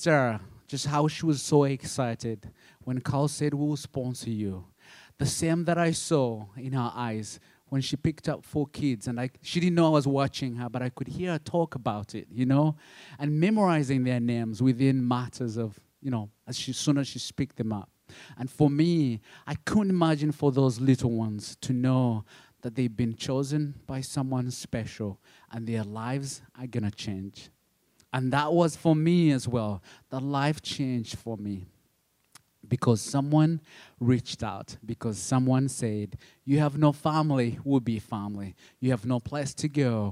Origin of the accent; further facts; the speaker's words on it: Uganda; English is a second language; moved away; I'm from Uganda, but my dad is from Rwanda